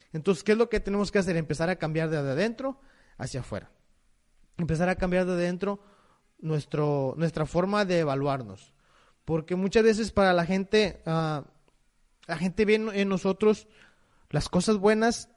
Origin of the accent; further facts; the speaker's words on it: Mexico; como mexicanos